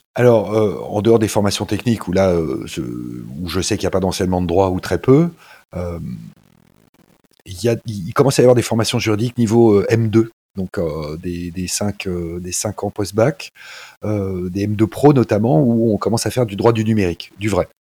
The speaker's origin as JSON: {"language": "French", "country": "France", "said": "nous en France"}